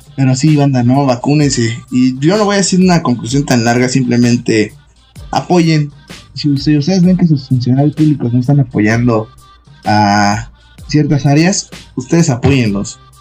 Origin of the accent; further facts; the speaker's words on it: Mexico; somos mexicanos